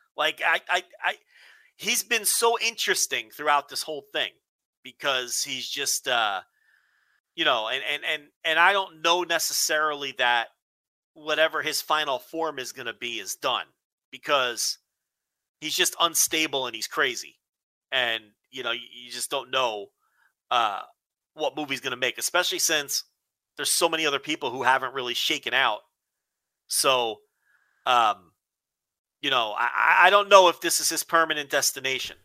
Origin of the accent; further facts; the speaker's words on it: New Jersey, United States; growing up in New Jersey